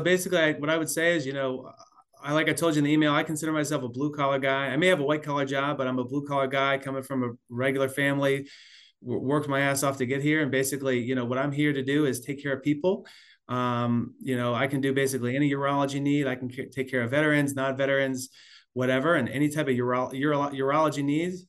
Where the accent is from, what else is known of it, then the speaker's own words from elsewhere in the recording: South Florida, United States; also born or lived in Pennsylvania / Washington / California / Missouri; now in Atlanta, United States; I was born in Pennsylvania, grew up in South Florida